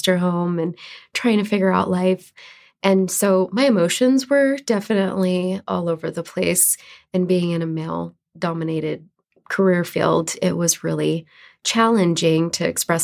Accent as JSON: {"language": "English", "region": "New York", "country": "United States", "tie": "born or raised there", "also_born_or_lived": "Louisiana", "moved": "as an adult", "lives_now": "Idaho, United States", "said": "I was born and raised in New York"}